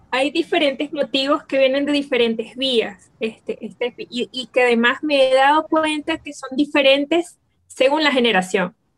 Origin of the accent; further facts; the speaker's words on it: Venezuela; aquí en Venezuela les llamamos